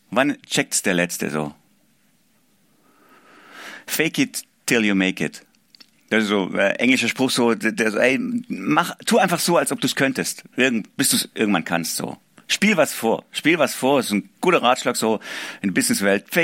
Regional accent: Baden-Württemberg, Germany; accent: Swabian; Ich komme aus dem Schwabenländle. Ich hoffe, man hört es nicht zu arg. Ich versuche es zu verbergen, aber Wahrscheinlich rutscht immer zwischendrin raus.

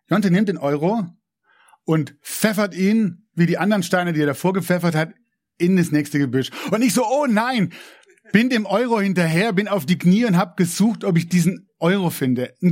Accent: Swabia, Germany; ich bin ja auch Schwabe, gell, ehrt den, ehrt den kleinen Betrag.

